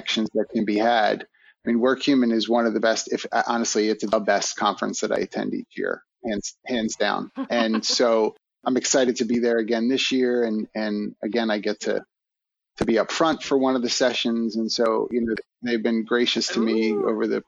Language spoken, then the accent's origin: English; Philadelphia, Pennsylvania, United States; as a kid growing up in Philly